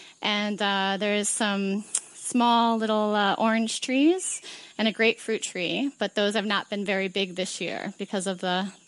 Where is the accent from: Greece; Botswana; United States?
Botswana; Gaborone; I'm from Gaborone, Botswana. That's the place where I live.